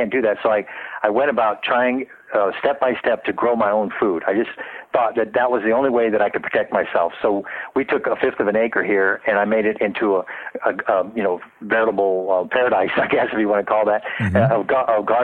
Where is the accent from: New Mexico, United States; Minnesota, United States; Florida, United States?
Florida, United States; Tampa; also born or lived in New Zealand; now in Pasadena, United States; I was from Tampa, Florida